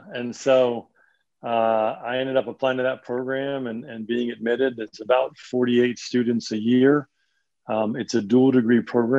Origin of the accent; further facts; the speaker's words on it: an hour north of New York City, United States; also born or lived in Long Island, New York; now in Nashville, United States; I am from New York. I grew up just about an hour north of New York City, born in Long Island.